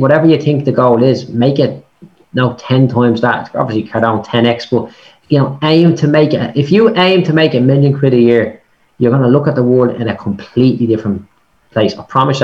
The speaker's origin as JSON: {"language": "English", "town": "Dublin", "region": "Leinster", "country": "Ireland", "said": "I'm a bricklayer from Clondalkin, right? Like, that's where I started out"}